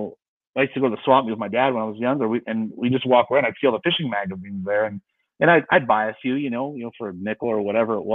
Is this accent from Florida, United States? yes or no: no; San Diego, California, United States; I grew up in San Diego, California